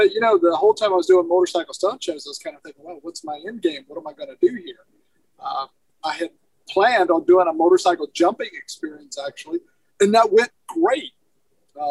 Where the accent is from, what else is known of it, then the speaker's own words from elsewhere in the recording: Alabama, United States; now in Soddy Daisy, United States; I'm originally from Alabama. Now I live in Soddy Daisy.